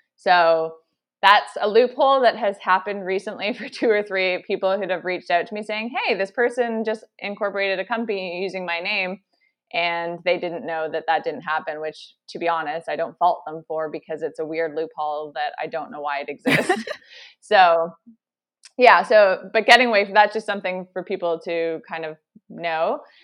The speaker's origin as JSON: {"language": "English", "region": "Ontario", "country": "Canada", "also_born_or_lived": "Toronto", "moved": "as an adult", "lives_now": "British Columbia, Canada", "said": "I'm originally from Ontario. I recently just moved to British Columbia"}